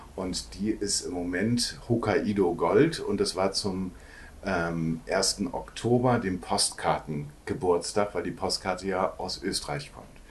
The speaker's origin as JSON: {"language": "German", "region": "Hamburg", "country": "Germany", "tie": "born or raised there", "also_born_or_lived": "Cologne", "moved": "as an adult", "said": "aufgewachsen äh, am Rande von Hamburg, äh, am Flughafen Hamburg"}